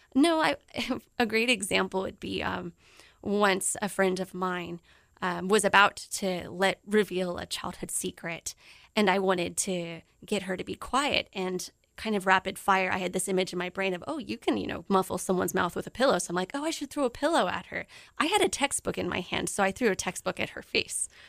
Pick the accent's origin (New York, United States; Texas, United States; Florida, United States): Texas, United States; South; moved away as an adult; also born or lived in Japan; my, you know, South Texas home